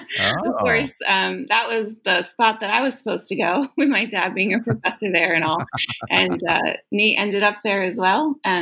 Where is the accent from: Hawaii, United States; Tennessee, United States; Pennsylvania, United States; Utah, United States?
Pennsylvania, United States; Lancaster County; moved away as an adult; now in Kuala Lumpur, Malaysia; I grew up in Lancaster County, Pennsylvania.